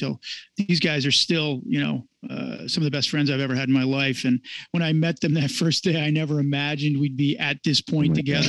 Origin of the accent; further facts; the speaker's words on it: New Jersey, United States; moved away as an adult; also born or lived in South Carolina / Chicago; I grew up in New Jersey, and then I went to South Carolina to go to school, and I went to the Army. I was all over the place. And then I came back, and my family had moved to the Midwest.